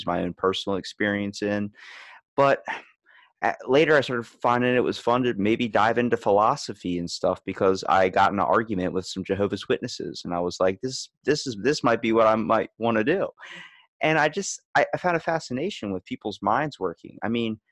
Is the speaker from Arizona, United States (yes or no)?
no; Ocean City, Maryland, United States; I'm from Maryland, Ocean City